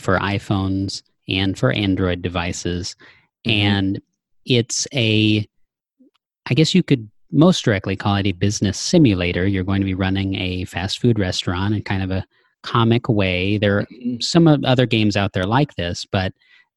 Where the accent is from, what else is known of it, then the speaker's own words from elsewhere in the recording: small Texas town, United States; moved away; there's a KFC in my hometown. It's a relatively small town